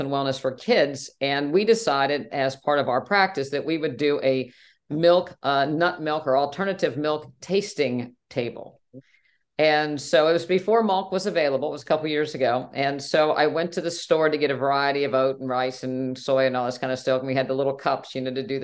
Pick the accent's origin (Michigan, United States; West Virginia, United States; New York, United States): West Virginia, United States; I grew up in West Virginia and I remember my family going to 2% cow's milk